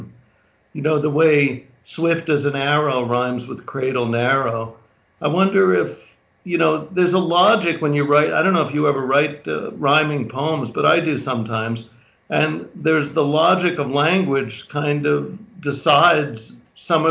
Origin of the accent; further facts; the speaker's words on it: New York City, New York, United States; I grew up in Manhattan